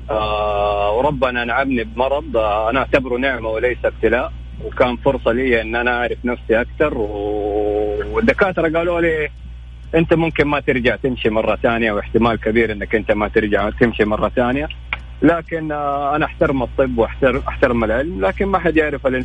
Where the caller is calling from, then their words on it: Jeddah, Makkah Province, Saudi Arabia; انا اكلمك من جده